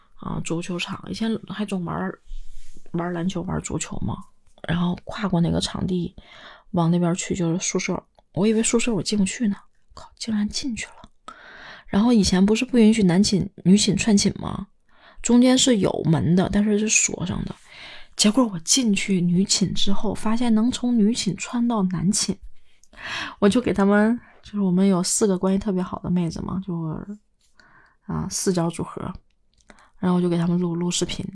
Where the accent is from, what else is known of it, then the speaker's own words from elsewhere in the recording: Northeast China, China; moved away; 东北下午四点钟的时候天就黑了